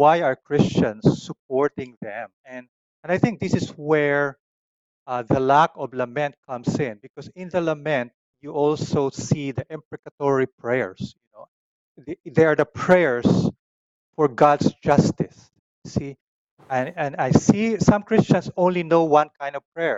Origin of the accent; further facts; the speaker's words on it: Philippines; my own Filipino culture, as an Asian, as a Filipino